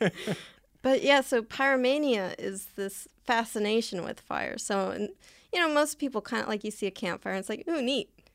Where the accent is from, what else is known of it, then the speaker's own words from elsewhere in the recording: Southern California, United States; I live and I grew up in Southern California